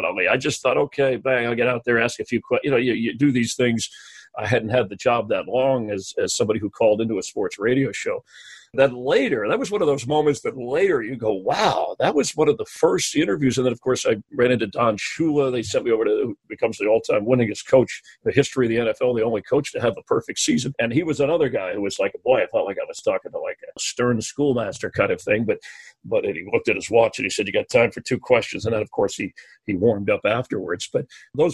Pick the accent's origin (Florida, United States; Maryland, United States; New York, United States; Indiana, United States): Florida, United States; South; I'm a teenager growing up in South Florida